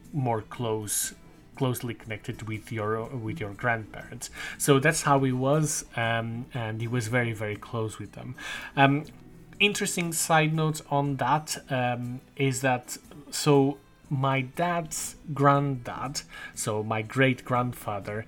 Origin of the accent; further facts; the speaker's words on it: Azores, Portugal; I was born in the Azores